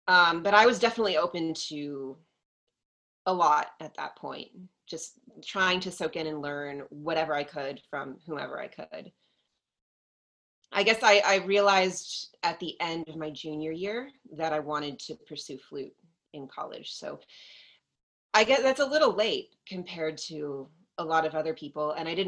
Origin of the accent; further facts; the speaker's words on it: Texas, United States; I grew up in Texas